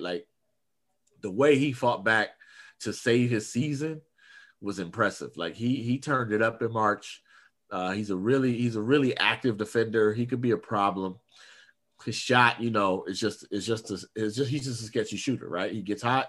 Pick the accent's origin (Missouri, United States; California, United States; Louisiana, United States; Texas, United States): California, United States; Oakland; I'm from East Oakland